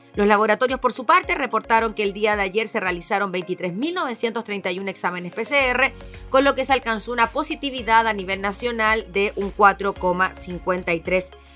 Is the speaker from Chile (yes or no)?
yes; Chile; nosotros como chilenos